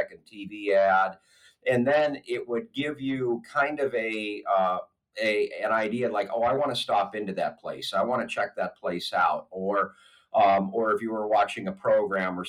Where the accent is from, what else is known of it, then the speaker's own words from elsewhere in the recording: Erie, Pennsylvania, United States; now in Pittsburgh, United States; I'm originally from Erie, Pennsylvania